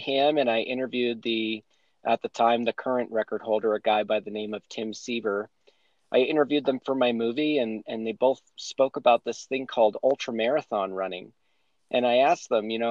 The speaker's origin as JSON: {"language": "English", "region": "New Hampshire", "country": "United States", "tie": "born or raised there", "moved": "as an adult", "lives_now": "Colorado, United States", "said": "I grew up in New Hampshire, lived there my whole life until I moved to Colorado in 2011."}